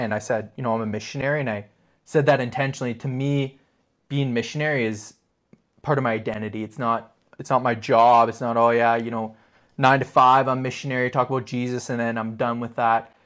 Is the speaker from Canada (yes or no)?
yes; Ottawa, Ontario, Canada; I grew up in Ottawa